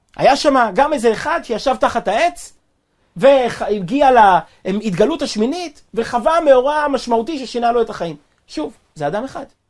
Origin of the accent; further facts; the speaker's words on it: Kfar Chabad, Central District, Israel; אני נולדתי וגדלתי בכפר חב"ד